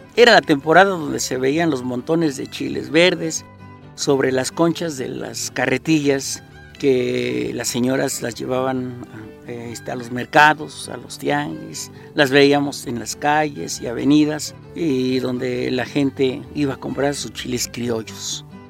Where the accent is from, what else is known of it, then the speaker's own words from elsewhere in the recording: Milpa Alta, Mexico City, Mexico; los que somos aquí de Imlipalta